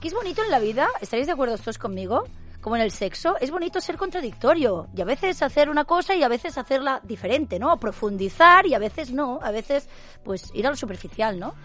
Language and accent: Spanish; Catalonia, Spain; somos raritos, hablamos catalán